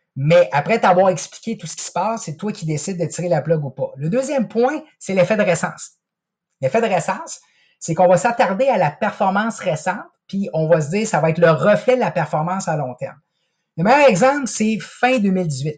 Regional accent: Quebec City, Quebec, Canada; moi, je suis originaire de Québec

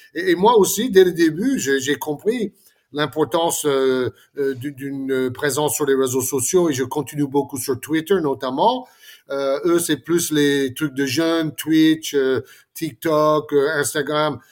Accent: Florida, United States; moved away; la, maison de, de, mon enfance en Floride

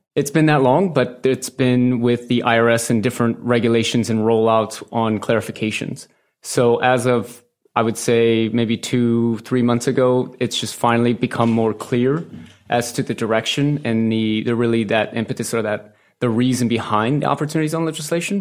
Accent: St. Louis, Missouri, United States; moved away as an adult; also born or lived in Manhattan; I grew up in Saint Louis, Missouri, in the Midwest

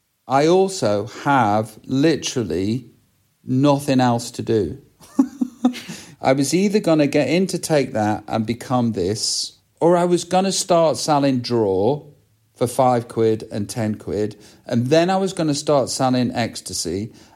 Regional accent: England, United Kingdom; it's simple, as Middle England, because I'm from Middle England. That's where I'm from.

